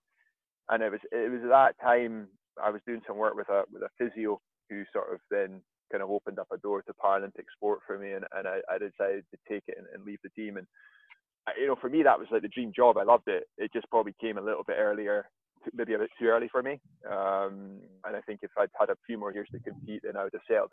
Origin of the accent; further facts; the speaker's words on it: Aviemore, Scotland, United Kingdom; I grew up in Aviemore in Scotland, so I grew up skiing with the Baxters